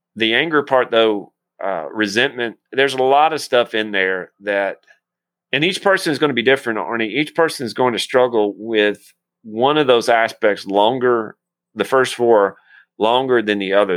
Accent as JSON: {"language": "English", "region": "Tennessee", "country": "United States", "accent": "Tennessean", "said": "I barely speak Tennessean"}